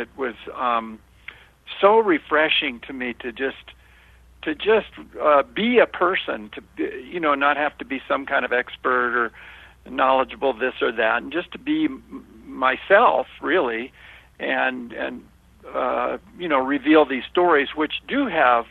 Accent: Los Angeles, California, United States; I was born and raised in Hollywood

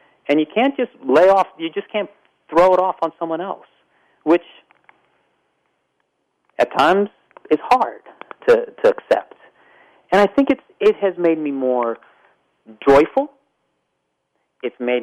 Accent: Pittsburgh, Pennsylvania, United States; moved away; also born or lived in Las Vegas; my hometown of Pittsburgh, Pennsylvania

